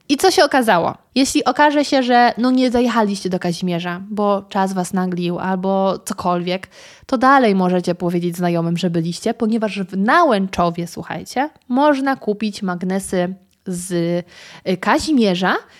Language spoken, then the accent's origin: Polish; Świeradów-Zdrój area, Lower Silesian Voivodeship, Poland; now in Warsaw, Poland; sama pochodzę z terenów zdrojowych, Świeradów Zdrój, Szklarska, Karpacz